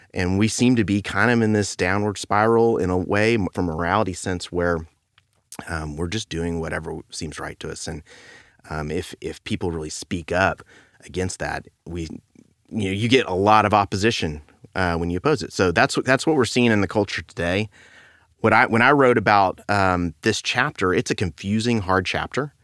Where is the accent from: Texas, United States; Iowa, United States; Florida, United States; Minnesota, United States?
Texas, United States; Beaumont; I grew up in Beaumont